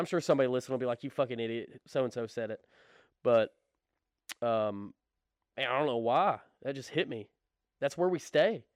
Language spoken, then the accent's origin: English; the Bible Belt, United States; we were raised in the Bible Belt.